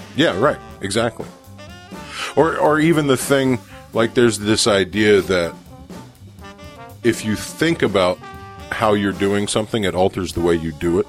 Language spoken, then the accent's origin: English; South Louisiana, United States; also born or lived in New Orleans; I grew up in South Louisiana and all of my professional life I've lived in New Orleans